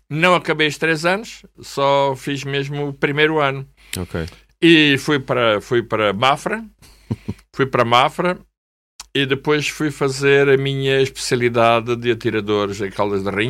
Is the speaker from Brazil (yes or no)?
no; Angola; now in Portugal; Eu vim de Angola, a minha mulher, por exemplo, veio de Moçambique